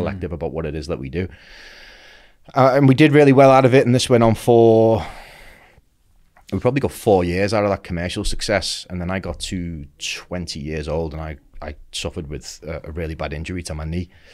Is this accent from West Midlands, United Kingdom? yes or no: no; Merseyside, North West England, United Kingdom; I grew up in Merseyside